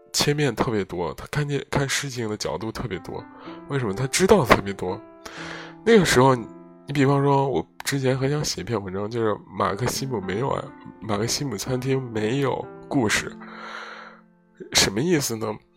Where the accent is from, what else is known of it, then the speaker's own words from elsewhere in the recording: Zhengzhou, Henan, China; moved away; also born or lived in Rotterdam; 在回家乡郑州的路上